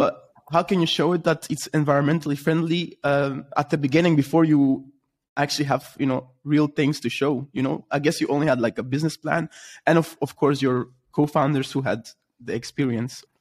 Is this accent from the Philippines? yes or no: no; Belgium; I'm from Belgium